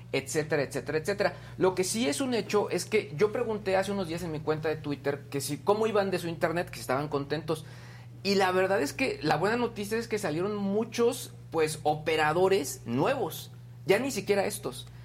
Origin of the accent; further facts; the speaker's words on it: San Luis de la Paz, Guanajuato, Mexico; llegando se volvió trending topic mi pueblo San Luis de la Paz, se volvió trending topic también este periodista que fue asesinado allá